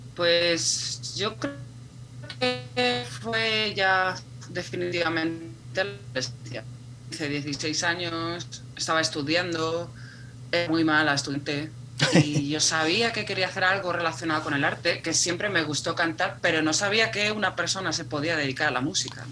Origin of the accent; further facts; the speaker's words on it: Madrid, Community of Madrid, Spain; Yo soy de Madrid y he vivido siempre en Madrid